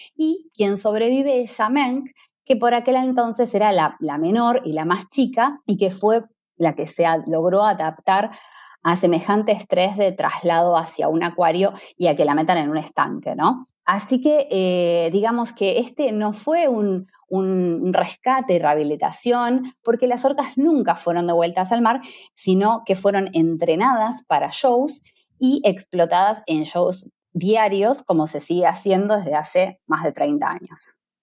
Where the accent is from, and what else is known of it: Argentina